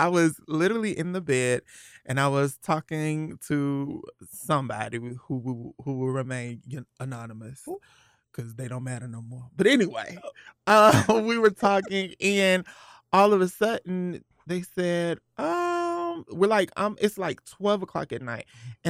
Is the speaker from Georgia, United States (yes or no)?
yes; Atlanta, Georgia, United States; I am 31 years old, and I'm actually from Atlanta, Georgia. Born and raised.